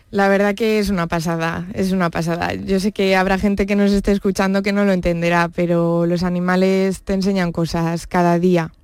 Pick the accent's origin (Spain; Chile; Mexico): Spain; Brihuega, Castilla-La Mancha; moved away as an adult; now in Jerez, Spain; yo nací en Brihuega, que es un pueblo de la provincia de Guadalajara